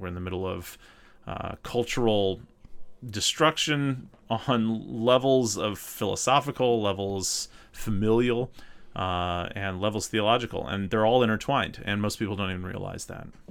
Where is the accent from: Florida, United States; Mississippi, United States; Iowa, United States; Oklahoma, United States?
Mississippi, United States; North; accent: southern; moved away as an adult; also born or lived in Minnesota; I grew up in North Mississippi, uh, right, right south of Memphis